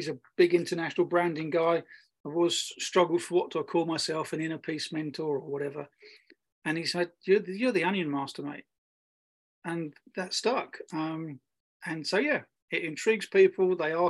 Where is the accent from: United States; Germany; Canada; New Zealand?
Germany; I grew up in Germany